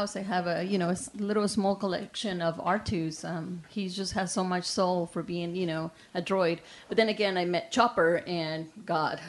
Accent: Mexico; English is a second language; moved away as an adult; I'm from Mexico, and I got here not too long ago

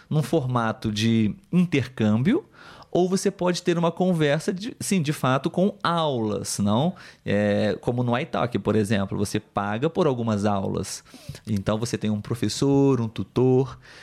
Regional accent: Brazil; first language Portuguese; Eu sou brasileiro, nativo de português

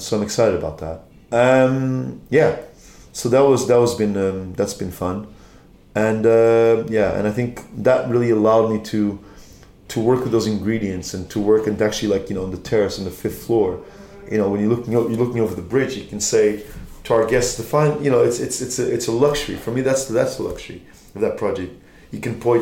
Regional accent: Lisbon, Portugal; now in London, United Kingdom; Lisbon's my city of birth and my hometown, I guess my adopted hometown is London.

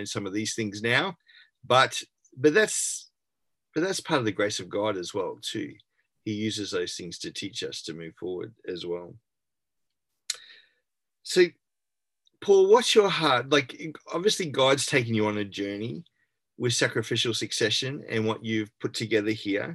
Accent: Brisbane, Queensland, Australia; born and bred in Brisbane, so still here

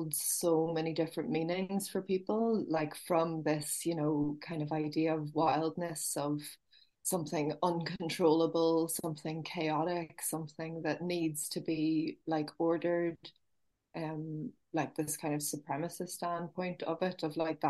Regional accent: Belfast, County Down, Northern Ireland, United Kingdom; I was born in Belfast, and I was born in the city, and then my mum would have always had a close relationship with nature and always wanted to get us out. And then we moved to a town in County Down, for most of my teenage years

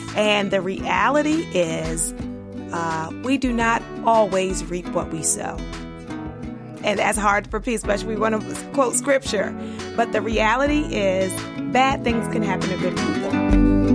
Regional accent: Baltimore, Maryland, United States; moved away as an adult; also born or lived in Liberia / North Carolina; I grew up in Baltimore

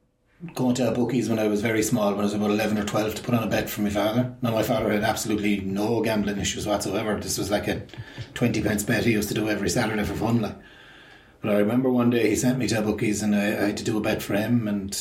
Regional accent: Limerick, Munster, Ireland; I grew up in Limerick City. I'm 54 now, so I grew up, my childhood was late 70s, early 80s

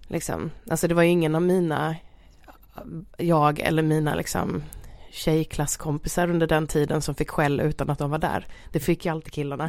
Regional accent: Halmstad, Halland County, Sweden; min uppväxt rent generellt i Halmstad måste jag säga var jätte, jättebra

